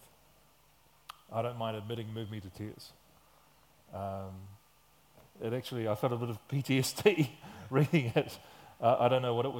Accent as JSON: {"language": "English", "town": "Christchurch", "region": "Canterbury", "country": "New Zealand", "tie": "born or raised there", "moved": "yes", "lives_now": "Auckland, New Zealand", "said": "I'm from Christchurch. I grew up there."}